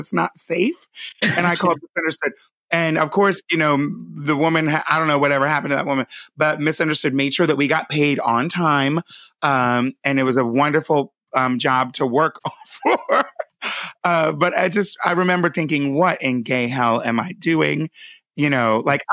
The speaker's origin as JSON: {"language": "English", "region": "Pennsylvania", "country": "United States", "said": "I'm from Pennsylvania."}